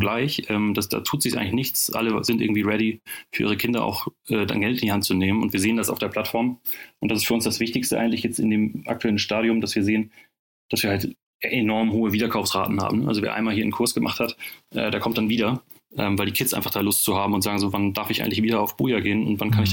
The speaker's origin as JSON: {"language": "German", "region": "Northern Germany", "country": "Germany", "said": "kommen wir nicht nur alle aus dem Banking, sondern auch aus dem hohen Norden"}